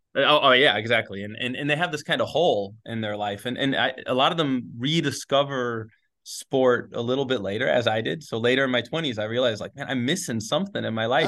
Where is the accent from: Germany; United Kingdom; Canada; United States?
United States; Gainesville, Florida; moved away as an adult; also born or lived in Sewanee, Tennessee; now in Spain; I grew up, I grew up in Gainesville.